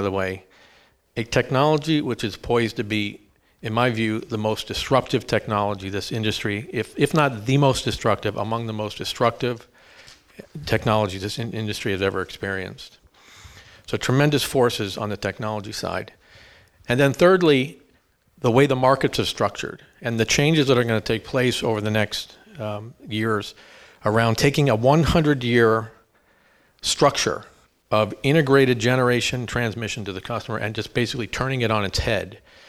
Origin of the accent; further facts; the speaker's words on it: Easton, Pennsylvania, United States; moved away as an adult; also born or lived in Bronx, New York; I grew up in Easton, PA, which is just up the river, about an hour